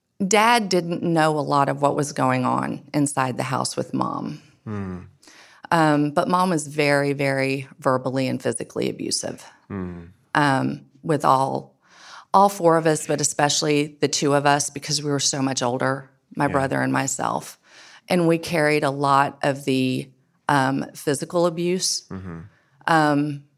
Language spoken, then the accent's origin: English; Edenton, North Carolina, United States; I grew up in Edenton, North Carolina, just literally down the road from here.